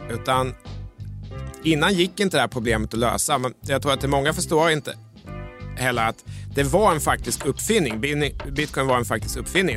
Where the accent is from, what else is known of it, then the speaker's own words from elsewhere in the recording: Mjölby, Östergötland, Sweden; När jag växte upp i Mjölby